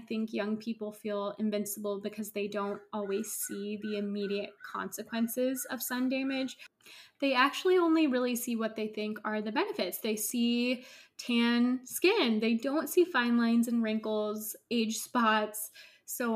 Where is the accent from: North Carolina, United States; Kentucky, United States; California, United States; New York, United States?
California, United States; Northern; I grew up in Northern California